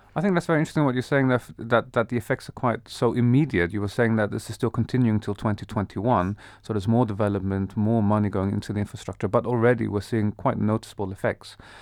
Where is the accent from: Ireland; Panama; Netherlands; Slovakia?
Netherlands; moved away as an adult; I grew up in the Netherlands. I was there for many years of my life.